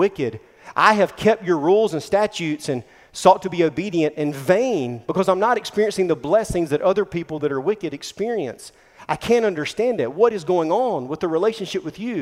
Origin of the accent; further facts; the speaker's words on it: Mullins, South Carolina, United States; we grew up in Mullen, South Carolina